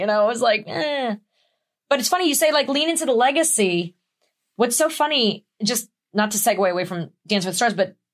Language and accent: English; New York, United States; being a New Yorker